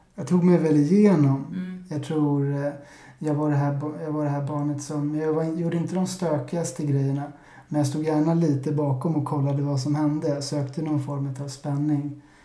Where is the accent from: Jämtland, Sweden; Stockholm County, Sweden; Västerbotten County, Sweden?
Stockholm County, Sweden; Stockholm; jag är 35 år gammal och född och uppvuxen i Vasastan